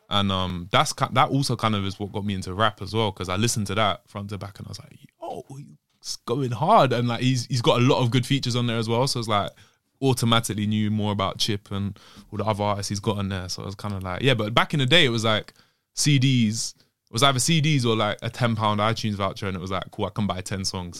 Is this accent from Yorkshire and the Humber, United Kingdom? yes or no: no; London, United Kingdom; also born or lived in Bristol; growing up in London